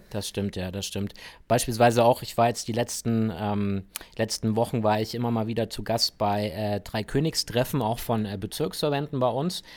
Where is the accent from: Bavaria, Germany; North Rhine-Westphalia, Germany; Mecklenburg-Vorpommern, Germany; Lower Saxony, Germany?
Bavaria, Germany; Augsburg; bei mir in meiner Heimatstadt in Augsburg